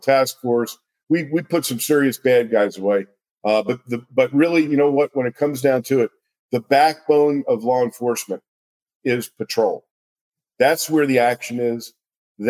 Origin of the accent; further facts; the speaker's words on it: Princeton, New Jersey, United States; moved away as an adult; now in Las Vegas, United States; it was my hometown.